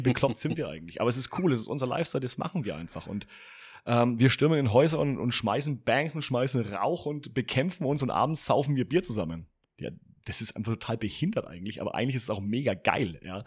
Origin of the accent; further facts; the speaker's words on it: Franconia, Bavaria, Germany; Ich bin selber Franke, ja, es war ein Fauxpas, Entschuldigung. Äh, ich komme aus Franken